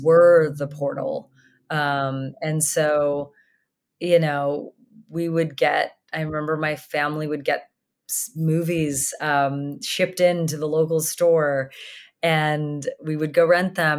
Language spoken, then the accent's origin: English; Sydney, Nova Scotia, Canada; growing up in Sydney, Cape Breton